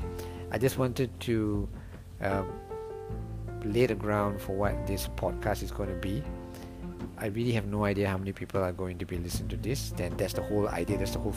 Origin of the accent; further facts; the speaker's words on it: Singapore; I am from Singapore.